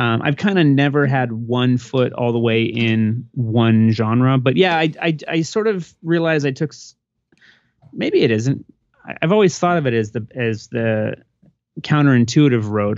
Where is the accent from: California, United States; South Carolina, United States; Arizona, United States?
Arizona, United States; Phoenix; moved away as an adult; also born or lived in Des Moines, Iowa / Tucson, Arizona / Jersey City, New Jersey; now in San Diego, United States; I'm originally from Phoenix, uh, born